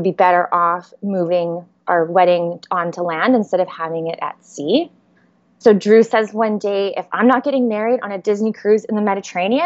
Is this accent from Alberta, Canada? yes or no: yes; Edmonton, Alberta, Canada; moved away as an adult; now in Niagara Falls, Canada; We are from Edmonton. That is 8 hours north of the Montana border. But we recently moved to Niagara Falls